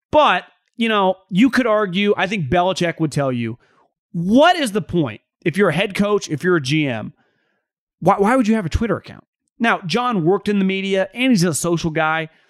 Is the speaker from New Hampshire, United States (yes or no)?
yes; New Hampshire, United States; I'm from New Hampshire, native, born and raised.